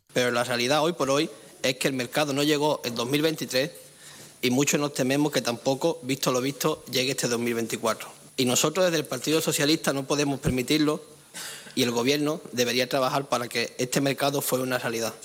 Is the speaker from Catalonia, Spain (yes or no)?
no; Ceuta, Spain; los que somos de Ceuta